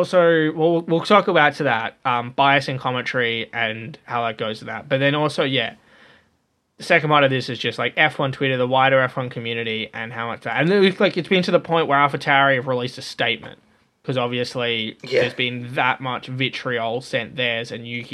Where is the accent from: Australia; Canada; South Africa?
Australia